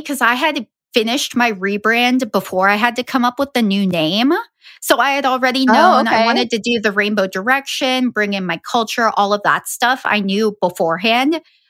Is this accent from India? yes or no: no; Ecuador; also born or lived in Colombia / Guatemala; So I'm Guatemalan. I have spent a lot of my life living in South America. I grew up in Ecuador and Colombia.